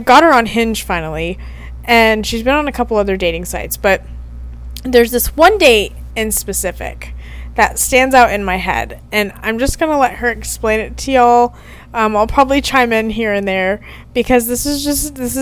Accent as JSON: {"language": "English", "region": "Texas", "country": "United States", "said": "I'm from Texas. I'm currently in Arkansas"}